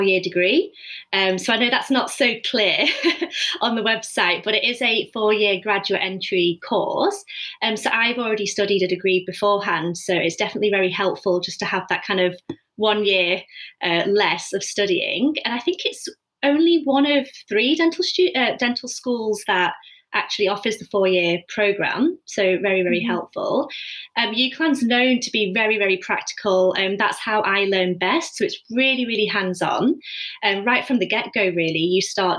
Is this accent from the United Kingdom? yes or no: yes; Preston, North West England, United Kingdom; moved away as an adult; also born or lived in Edinburgh / London; I'm actually from Preston. So I'm just living at home.